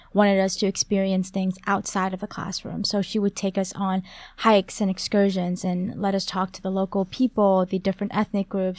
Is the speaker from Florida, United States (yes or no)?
no; St. Louis, Missouri, United States; also born or lived in Vietnam; I'm from Saint Louis, Missouri. I was actually born in Vietnam